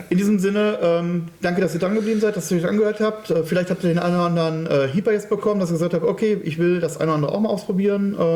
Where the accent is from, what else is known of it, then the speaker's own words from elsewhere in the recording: Cologne, North Rhine-Westphalia, Germany; Ich komme aus Köln, ja.